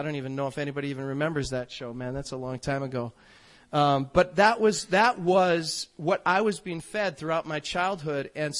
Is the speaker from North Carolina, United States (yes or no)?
yes; North Carolina, United States; born there; also born or lived in Chicago, Illinois / Fargo, North Dakota; I grew up in a middle class home. I was born in North Carolina, and then we moved to Chicago, Illinois. My sister was born there, and then we moved to Fargo, North Dakota.